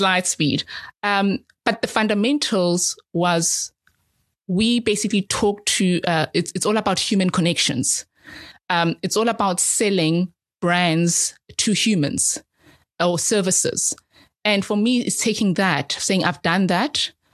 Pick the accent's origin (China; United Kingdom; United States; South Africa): South Africa; Soweto, Gauteng; I'm a South African. I'm an African. and I've lived in Soweto, in the townships